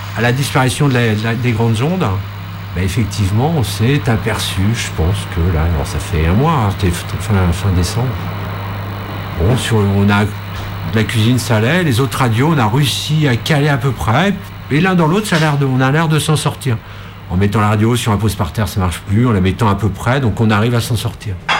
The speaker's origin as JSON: {"language": "French", "country": "France", "tie": "born or raised there", "said": "j'ai grandi à Montreux"}